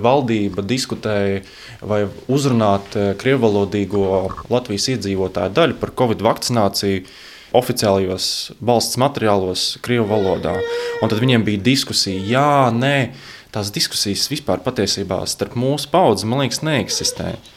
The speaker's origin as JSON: {"language": "Latvian", "country": "Latvia", "tie": "born or raised there", "said": "Mēs esam šeit dzimuši"}